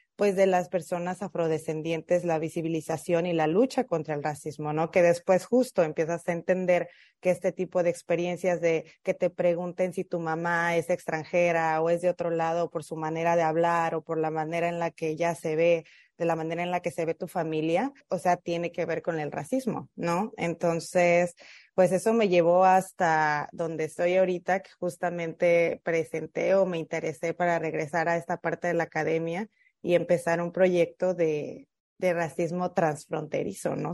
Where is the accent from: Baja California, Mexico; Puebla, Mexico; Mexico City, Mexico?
Mexico City, Mexico; moved away as an adult; also born or lived in Costa Chica; now in United States; creciendo en la Ciudad de México